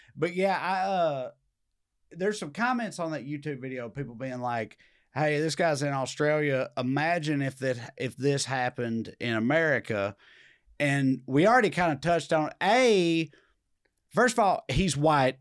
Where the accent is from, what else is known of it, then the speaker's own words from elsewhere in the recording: the South, United States; as a Southerner